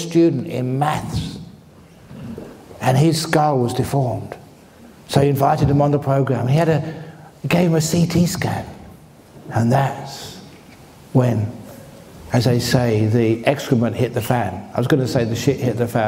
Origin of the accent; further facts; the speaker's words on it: London, United Kingdom; now in Australia; I was born in the bush. I was raised in the bush. Shepherd's bush.